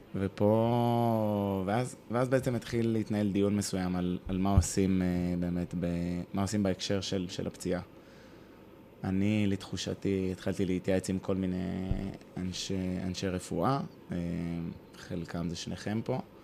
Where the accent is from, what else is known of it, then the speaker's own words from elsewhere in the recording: Hod HaSharon, Central District, Israel; also born or lived in Tel Aviv / Italy; גדלתי בהוד השרון כילד